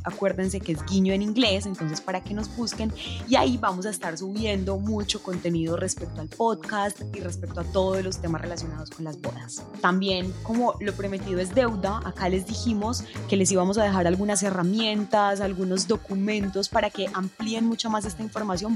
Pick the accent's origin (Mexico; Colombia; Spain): Colombia; las personas que somos de Colombia